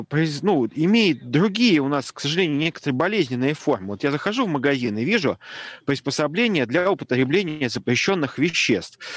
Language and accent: Russian; Saint Petersburg, Russia; но я вот вырос на Гончарной улице. Это самый центр города.